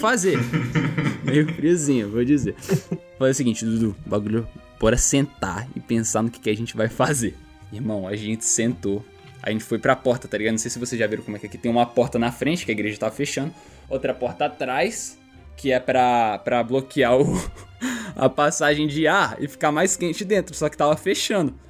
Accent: Brazil; na nossa cabeça de brasileiro

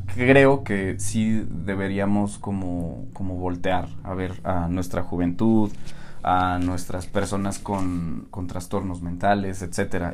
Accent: Tulancingo, Hidalgo, Mexico; Nosotros somos de Hidalgo, para quien no lo sepa, uh. de Tulancingo Hidalgo

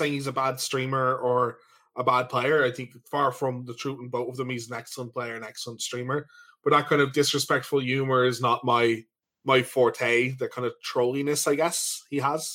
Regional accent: Ireland; We're from Ireland

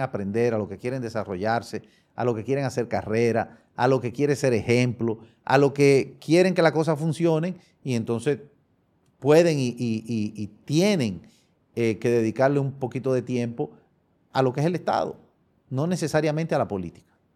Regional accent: Dominican Republic; Somos dominicanos todos.

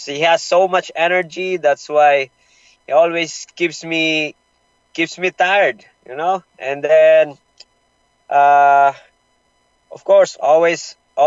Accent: Manila, Metro Manila, Philippines; it's my hometown

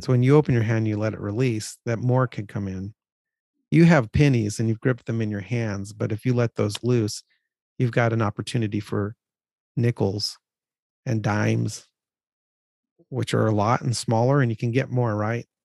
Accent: California, United States; we grew up in California

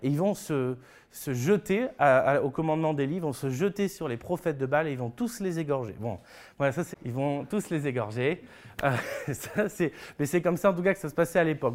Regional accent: France; en tant que Français

